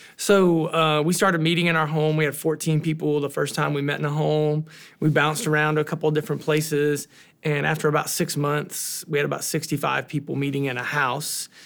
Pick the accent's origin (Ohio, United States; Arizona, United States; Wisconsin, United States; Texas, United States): Ohio, United States; Southern; now in Columbus, United States; I'm from Southern Ohio, which is about two and a half hours south of there